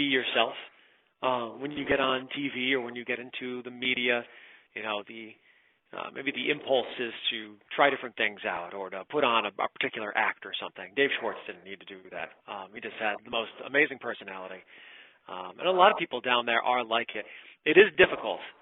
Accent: Southwick, Massachusetts, United States; I'm from Western Mass, so headed out toward Springfield. If you ever look at a map and you see that little chunk that sticks down into Connecticut, that's my town, Southwick. And I was there up through sixth grade

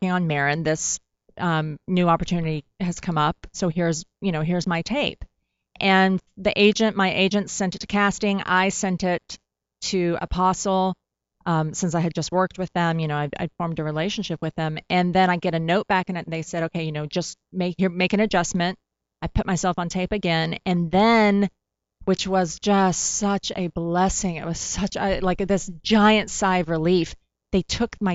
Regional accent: Tennessee, United States; growing up in Tennessee

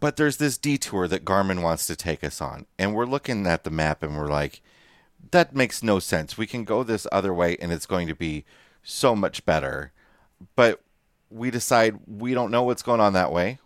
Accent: United States; moved away; the Quad Cities area, my hometown on the Iowa Illinois border

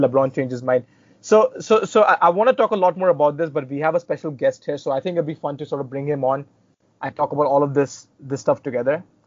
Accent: India; as an Indian

